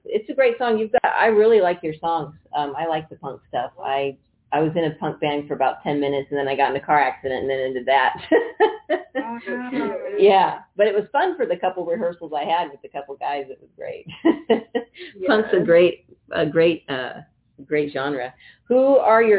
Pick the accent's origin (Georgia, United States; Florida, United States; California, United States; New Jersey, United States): California, United States; Bay Area, Northern; I grew up in the Bay Area going to concerts